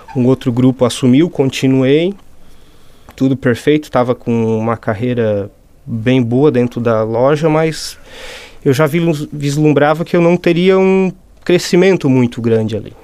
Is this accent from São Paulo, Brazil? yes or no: no; Forquilinha, Santa Catarina, Brazil; moved away as an adult; now in Meleiro, Brazil; sou nascido em Forquilinha mesmo, filho da terra